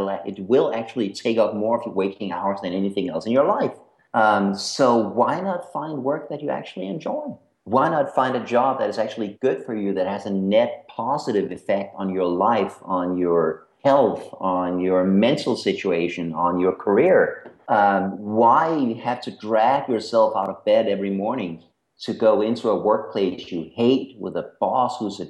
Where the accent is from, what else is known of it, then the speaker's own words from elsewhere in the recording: Denmark; accent: American; My accent is American. I am Danish. And Danish is a horrible, horrible language, so don't worry if you don't get it.